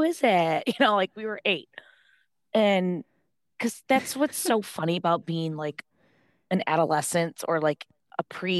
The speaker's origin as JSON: {"language": "English", "town": "Dearborn", "region": "Michigan", "country": "United States", "tie": "born or raised there", "said": "because like I grew up in Dearborn, Michigan, which is like a suburb of Detroit."}